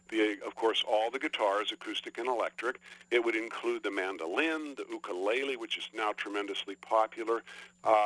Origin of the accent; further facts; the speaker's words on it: northeastern Ohio, United States; now in Palm Harbor, United States; my hometown in northeastern Ohio